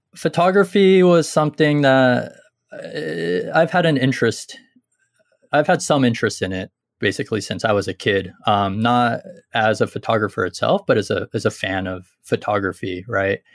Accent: San Jose, California, United States; moved away as an adult; also born or lived in San Luis Obispo, California; now in Kyoto, Japan; I grew up near San Jose

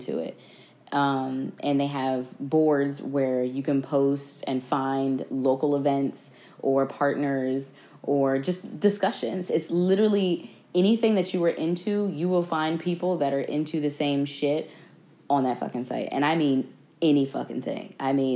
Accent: New Jersey, United States; I'm from North Jersey

